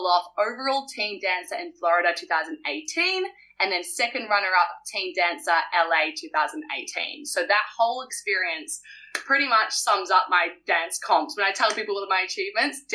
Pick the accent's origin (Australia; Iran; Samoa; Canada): Australia; Perth, Western Australia; also born or lived in Wellington, New Zealand; I moved to Perth, Australia when I was 11 years of age